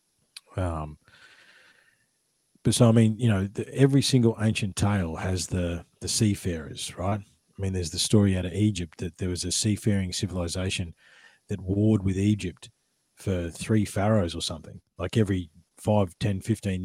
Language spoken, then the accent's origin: English; Australia; I'm the Australian